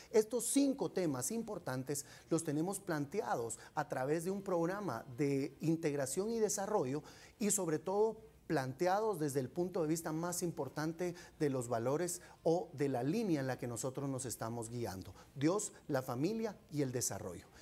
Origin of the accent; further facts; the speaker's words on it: Guatemala; todos los guatemaltecos